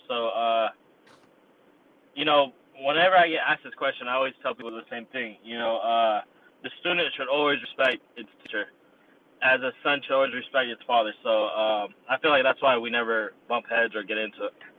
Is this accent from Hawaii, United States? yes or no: no; Yuba City, California, United States; I was born and raised in Yuba City, which is 30 minutes north of Sacramento